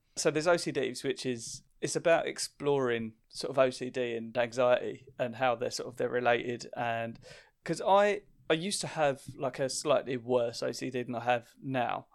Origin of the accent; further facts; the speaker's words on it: Essex, East of England, United Kingdom; I'm from Essex, which gets a lot of stick